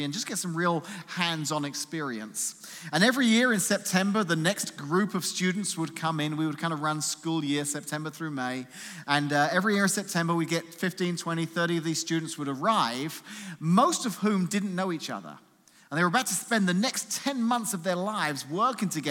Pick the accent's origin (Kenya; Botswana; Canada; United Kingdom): United Kingdom; London; moved away as an adult; now in United States; I'm not from America originally. I'm actually from somewhere a little bit east of here called London, England.